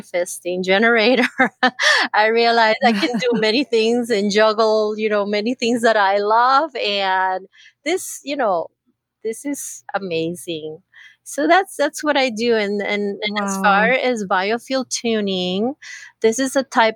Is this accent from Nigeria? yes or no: no; Costa Rica; moved away; also born or lived in San Diego, California, United States; I used to live in California, but I'm originally from Costa Rica. But I lived about 30 plus years in California